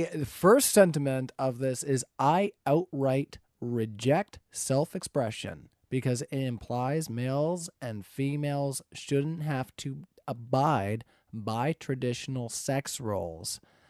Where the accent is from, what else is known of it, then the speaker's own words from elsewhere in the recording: Canada; I'm Canadian.